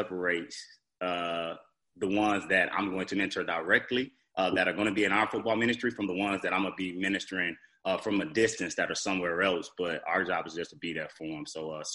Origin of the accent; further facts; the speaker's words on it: Fort Lauderdale, Florida, United States; I'm from Fort Lauderdale, Florida.